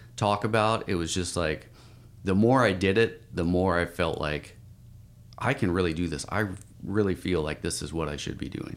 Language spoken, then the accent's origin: English; Spokane, Washington, United States; moved away as an adult; now in Portland, United States; I grew up in, uh, Spokane, Washington